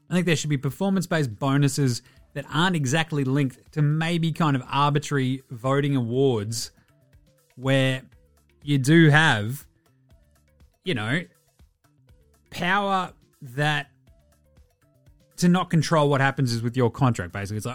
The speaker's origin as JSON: {"language": "English", "country": "Australia", "said": "I'm Australian, I ain't even fucking heard of this thing."}